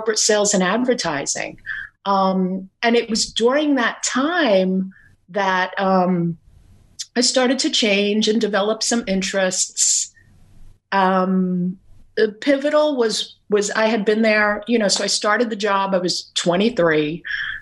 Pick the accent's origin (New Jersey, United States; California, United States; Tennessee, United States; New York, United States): New York, United States; New York City; also born or lived in Brooklyn, New York / Staten Island, New York; I was born in Brooklyn, raised in Queens, moved to Staten Island about 30 years ago.